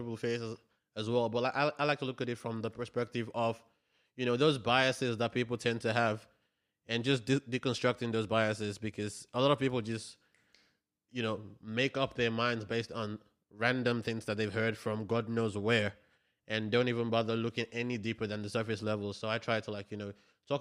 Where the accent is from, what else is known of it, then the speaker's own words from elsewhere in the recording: Nigeria; now in Australia; being Nigerian